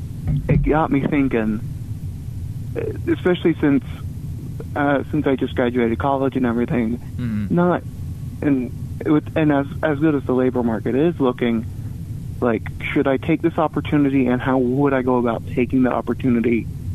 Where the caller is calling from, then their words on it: Hoover, Alabama, United States; Calling from Hoover.